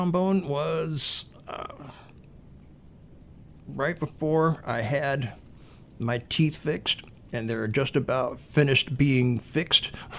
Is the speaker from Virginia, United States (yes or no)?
yes; Virginia, United States; also born or lived in New York; Actually, my hometown and main state, home state from back east would be Virginia.